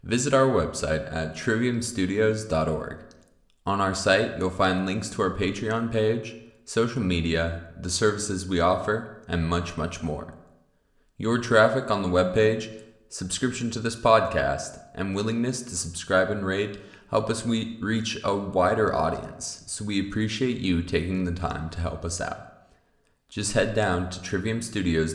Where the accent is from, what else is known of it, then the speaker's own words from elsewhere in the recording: Montana, United States; NBC Montana, here in my home state